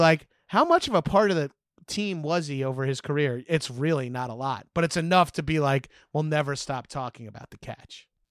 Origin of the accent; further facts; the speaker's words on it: Long Island, New York, United States; Growing up on Long Island